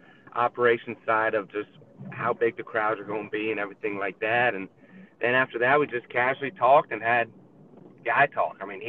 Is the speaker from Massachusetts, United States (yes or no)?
no; Hilton Head Island, South Carolina, United States; I'm from Hillhead Island, South Carolina. So you either grow up being a fisherman or a golfer or both. And I'm just a golfer.